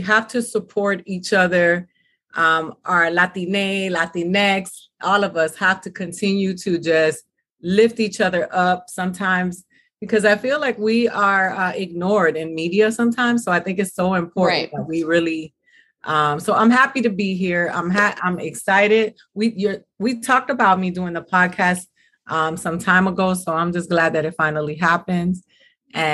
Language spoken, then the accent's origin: English; Miami, Florida, United States; also born or lived in New York; I'm from Miami. I grew up between Miami and New York